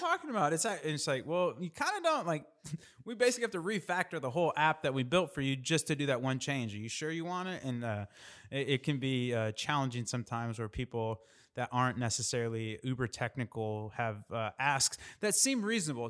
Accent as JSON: {"language": "English", "region": "Indiana", "country": "United States", "said": "I'm from Indiana"}